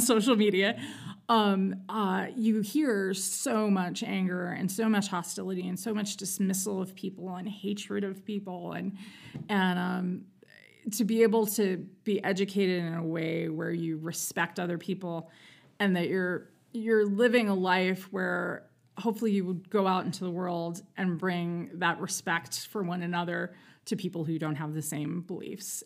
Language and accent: English; New York City, New York, United States; I'm from New York City. I was born in Manhattan